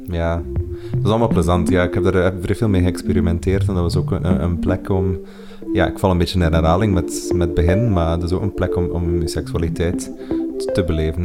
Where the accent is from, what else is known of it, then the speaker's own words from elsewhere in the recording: Kortrijk, Flanders, Belgium; moved away; Ik ben van Kortrijk